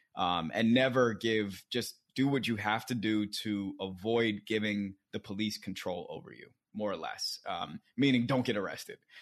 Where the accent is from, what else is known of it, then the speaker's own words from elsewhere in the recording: Silver Spring, Maryland, United States; moved away as an adult; also born or lived in Alexandria, Virginia / Atlanta, Georgia / Oakland, California / London; now in New York, United States; I was born in Alexandria, Virginia. I, my first the first place I lived was Silver Spring, Maryland, um, where I was raised by my parents